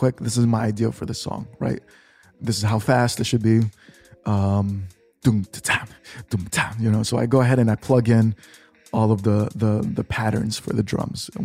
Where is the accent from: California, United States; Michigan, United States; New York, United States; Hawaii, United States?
New York, United States; growing up in New York, my uncles